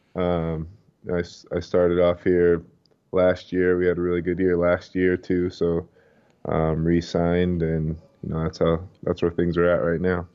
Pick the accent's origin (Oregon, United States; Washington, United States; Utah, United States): Utah, United States; Provo; moved away as an adult; also born or lived in Philadelphia / Los Angeles / Brooklyn; I grew up in Provo. I've lived there, um, basically my whole life until, you know, after college